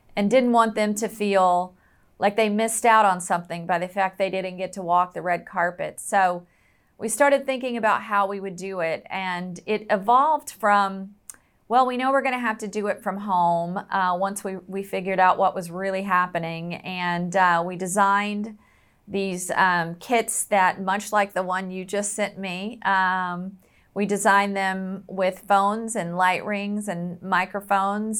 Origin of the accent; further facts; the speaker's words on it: the South, United States; I was raised in the South where football is pretty much a religion